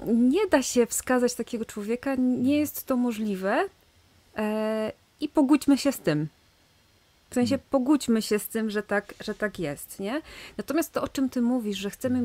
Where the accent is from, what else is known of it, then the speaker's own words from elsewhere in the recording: Silesian Voivodeship, Poland; ja jestem ze Śląska, na Śląsku obchodzi się urodziny